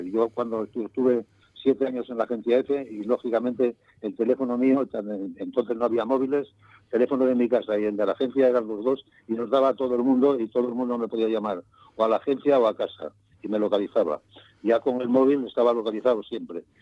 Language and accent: Spanish; Colunga, Asturias, Spain; moved away as an adult; also born or lived in Madrid; la Cepada es donde yo nací